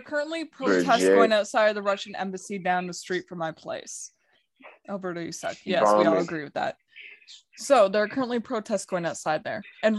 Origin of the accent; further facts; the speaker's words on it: Canada; I'm Canadian.